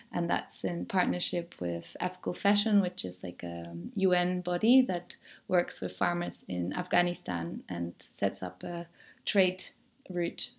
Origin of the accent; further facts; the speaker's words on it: Germany; moved away as an adult; also born or lived in Netherlands; now in Mallorca, Spain; when I grew up in Germany, I always said I'm Dutch. And then I went to the Netherlands to study